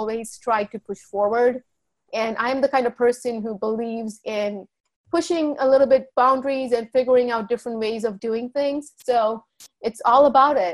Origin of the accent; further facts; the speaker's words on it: Charlotte Amalie, U.S. Virgin Islands; also born or lived in India; now in New Jersey, United States; I was born in India and I grew up in St. Thomas, the U.S. Virgin Islands